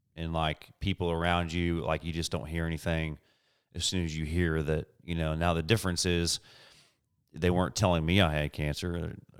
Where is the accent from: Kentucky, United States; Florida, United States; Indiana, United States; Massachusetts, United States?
Indiana, United States; Indianapolis; moved away as an adult; we're both from Indianapolis, Indiana, moved here about